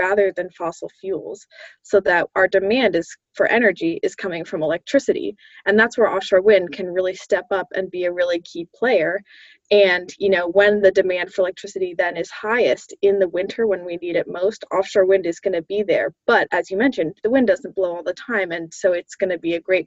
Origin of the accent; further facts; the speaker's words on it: Massachusetts, United States; I grew up in Massachusetts